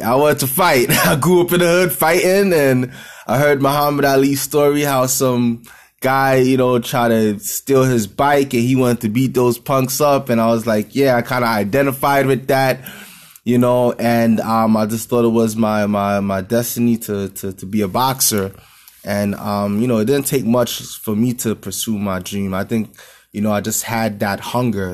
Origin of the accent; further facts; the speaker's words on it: New York City, New York, United States; in Brooklyn, in my hometown.